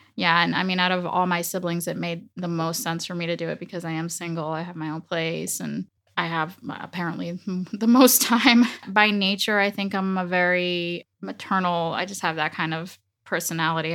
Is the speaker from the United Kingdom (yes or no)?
no; Dominican Republic; first language Spanish; English is a second language; moved away; also born or lived in United States; my father took me down to the Dominican Republic and I was raised there